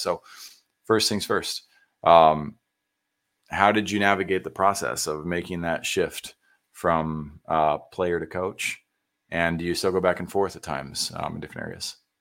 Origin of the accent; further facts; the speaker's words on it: San Antonio, Texas, United States; I grew up in San Antonio